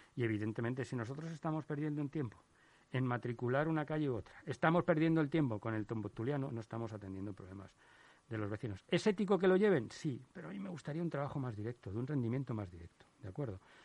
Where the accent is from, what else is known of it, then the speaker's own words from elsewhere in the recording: Madrid, Community of Madrid, Spain; como ciudadano madrileño, como español